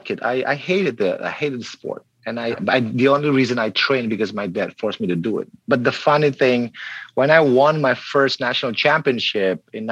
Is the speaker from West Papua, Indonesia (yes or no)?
no; Palembang, South Sumatra, Indonesia; I was born in South Sumatra, Palembang, an island below Java